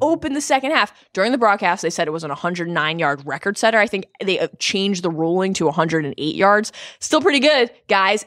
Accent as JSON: {"language": "English", "town": "Baltimore", "region": "Maryland", "country": "United States", "tie": "born or raised there", "said": "A truly wonderful show about my hometown"}